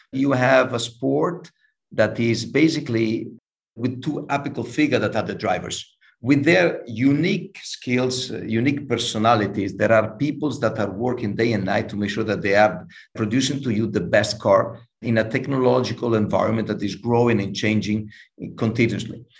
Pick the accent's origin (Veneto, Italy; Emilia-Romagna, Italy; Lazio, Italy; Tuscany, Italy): Emilia-Romagna, Italy; Imola; I was born in Imola. So, for the ones that knows a little bit more about motorsport, Imola is a small city close to Bologna, north of Italy